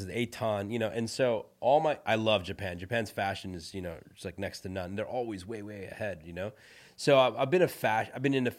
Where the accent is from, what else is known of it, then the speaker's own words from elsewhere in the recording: India; So I'm from India, right? My background is Indian. I was born in India. I grew up Hindu.